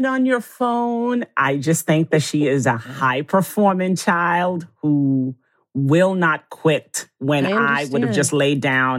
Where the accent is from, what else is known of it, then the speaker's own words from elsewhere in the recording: Jamaica; now in United States; food I grew up with in Jamaica.